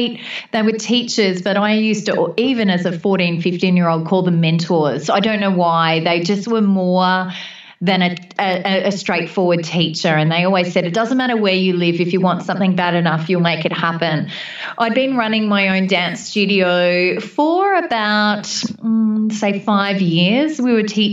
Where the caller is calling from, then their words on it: Warrnambool, Victoria, Australia; I'm calling from Warrnambool, southwest Victoria.